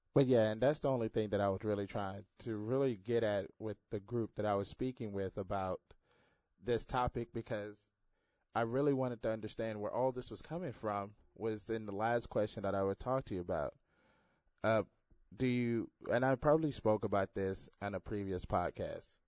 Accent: Houston, Texas, United States; growing up in Houston, it all, uh, primarily black neighborhood

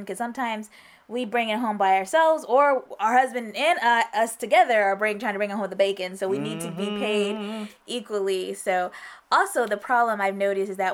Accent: United States; I'm American.

